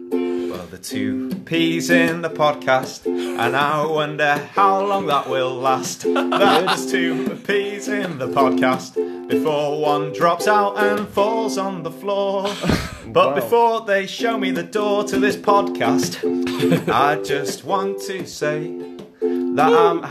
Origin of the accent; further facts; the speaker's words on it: England, United Kingdom; We're very English and we don't discuss money.